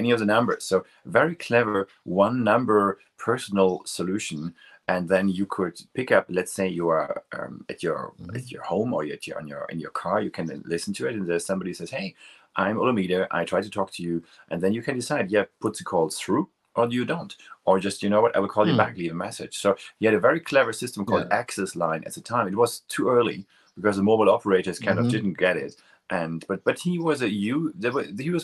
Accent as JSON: {"language": "English", "area": "near Münster", "region": "North Rhine-Westphalia", "country": "Germany", "tie": "born or raised there", "moved": "yes", "said": "I crossed the border to the Netherlands, which was very close to my hometown"}